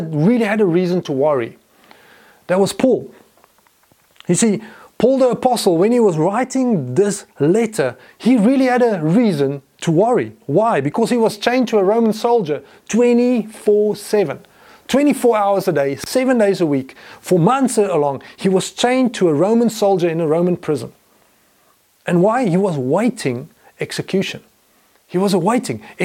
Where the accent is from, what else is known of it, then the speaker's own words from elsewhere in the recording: Potchefstroom, North West, South Africa; I grew up in Potchefstroom